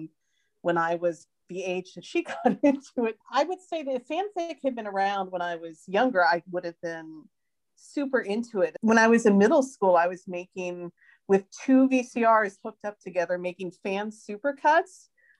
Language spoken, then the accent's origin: English; United States; now in Sweden; I live outside of Stockholm in Sweden, although I'm an American